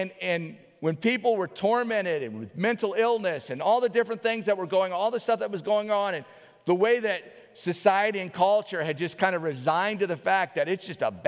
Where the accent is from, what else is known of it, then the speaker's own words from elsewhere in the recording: New Orleans, Louisiana, United States; now in Alaska, United States; I grew up in New Orleans